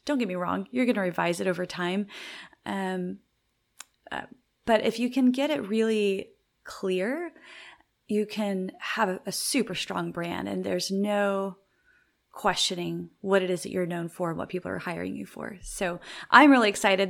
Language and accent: English; the South, United States; now in Waco, United States; I'm from the South, so I, it's in my vernacular.